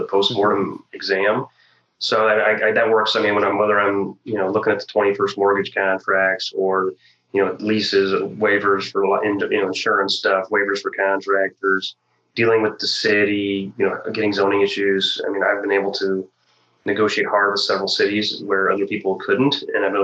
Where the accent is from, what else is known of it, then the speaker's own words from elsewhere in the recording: Illinois, United States; South of Springfield. So Illinois. I'm from Illinois.